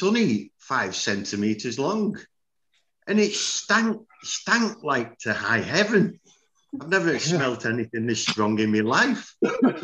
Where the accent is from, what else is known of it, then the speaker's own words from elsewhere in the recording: England, United Kingdom; moved away as an adult; now in Germany; I'm English, born and bred.